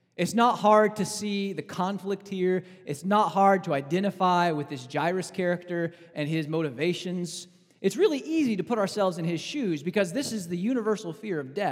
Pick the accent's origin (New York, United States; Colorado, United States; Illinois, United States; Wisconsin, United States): Illinois, United States; Southern; I'm from Southern Illinois